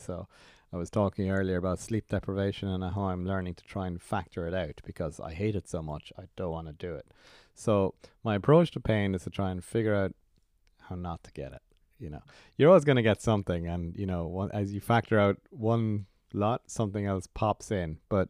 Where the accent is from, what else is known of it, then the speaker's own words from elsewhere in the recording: Ireland; it was my first as an Irish international.